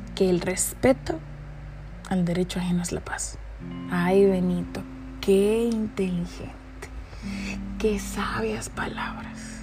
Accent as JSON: {"language": "Spanish", "country": "Dominican Republic", "said": "En mi país, República Dominicana"}